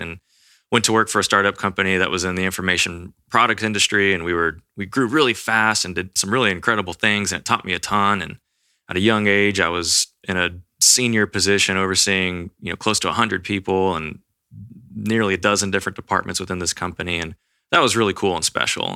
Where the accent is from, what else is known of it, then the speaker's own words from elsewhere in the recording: Austin, Texas, United States; I grew up here in Austin, Texas.